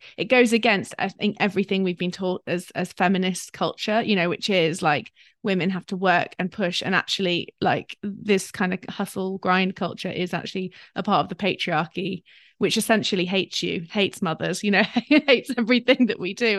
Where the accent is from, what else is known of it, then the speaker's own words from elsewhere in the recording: London, United Kingdom; I'm a Londoner